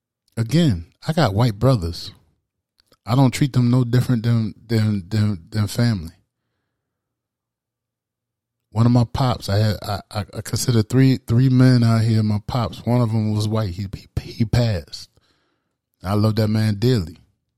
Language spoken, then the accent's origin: English; Charleston, South Carolina, United States; That shit, I grew up in Charleston, South Carolina.